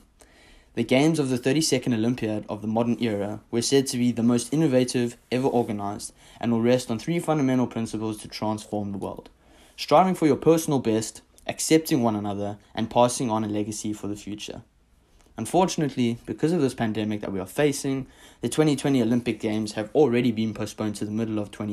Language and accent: English; South Africa; now in United States; my home country, South Africa